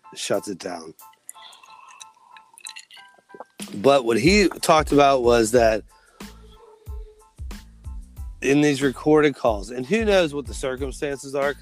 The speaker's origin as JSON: {"language": "English", "region": "Midwest", "country": "United States", "moved": "as an adult", "lives_now": "South Carolina, United States", "said": "we're from the Midwest"}